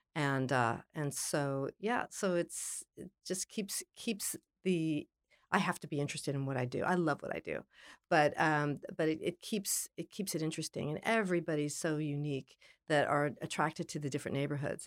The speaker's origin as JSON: {"language": "English", "town": "Los Angeles", "region": "California", "country": "United States", "tie": "born or raised there", "also_born_or_lived": "New York City", "said": "I was born in Los Angeles, and ironically, in the San Fernando Valley"}